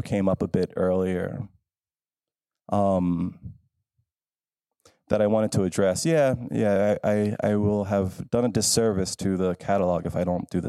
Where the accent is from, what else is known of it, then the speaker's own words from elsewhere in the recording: Philadelphia, Pennsylvania, United States; I'm from Philadelphia